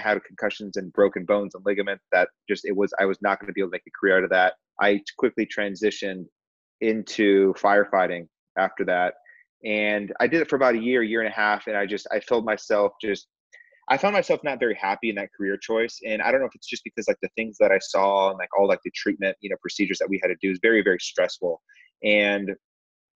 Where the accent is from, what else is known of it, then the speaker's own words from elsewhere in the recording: Corona, California, United States; I grew up in Southern California, a town called Corona